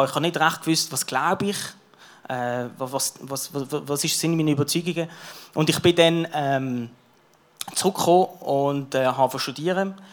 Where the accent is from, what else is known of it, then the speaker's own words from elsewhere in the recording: Basel, Basel-Stadt, Switzerland; Ich bin geboren eben in Basel, in Kleinbasel, in Kleinbasel